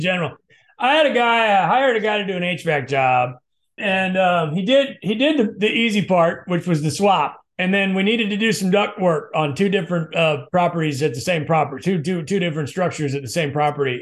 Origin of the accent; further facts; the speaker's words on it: Midwest, United States; we're both from the Midwest